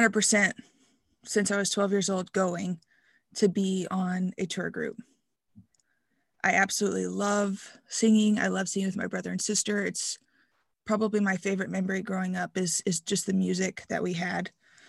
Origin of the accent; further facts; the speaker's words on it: Kentucky, United States; Yeah. So I'm from Kentucky. I grew up, was born into the IFB, went to Christian school, K through 12.